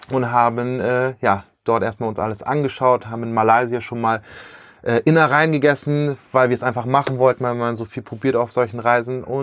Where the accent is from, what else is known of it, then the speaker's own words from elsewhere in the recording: Bremen, Germany; now in Osnabrück, Germany; Ich komme aus Osnabrück, ursprünglich aus Bremen und in Osnabrück haben wir unser Büro